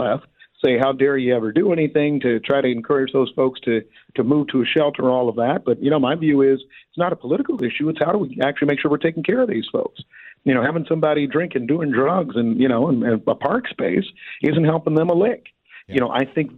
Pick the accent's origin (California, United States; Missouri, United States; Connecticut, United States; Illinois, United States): Missouri, United States; I'm from Missouri